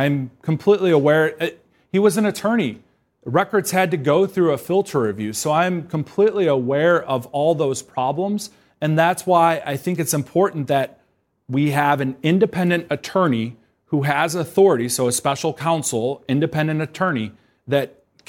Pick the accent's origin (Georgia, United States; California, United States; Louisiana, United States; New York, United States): Georgia, United States; moved away; I'm from Georgia.